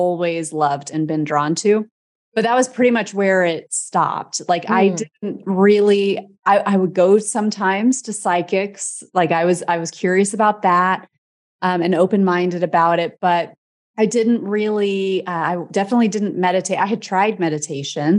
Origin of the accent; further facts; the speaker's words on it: Midwest, United States; I'm from the Midwest, like Midwestern person